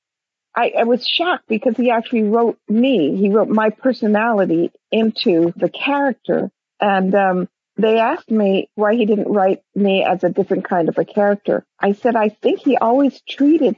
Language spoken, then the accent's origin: English; Hawaii, United States; I am Hawaiian